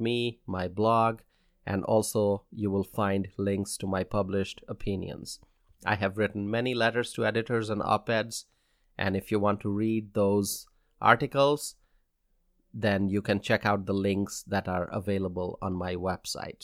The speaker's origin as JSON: {"language": "English", "region": "Wisconsin", "country": "United States", "said": "my home state of Wisconsin"}